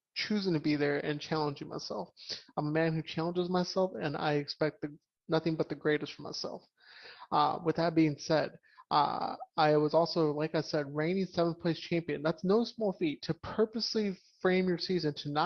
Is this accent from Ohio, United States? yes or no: yes; Columbus, Ohio, United States; Born and raised in Columbus, Ohio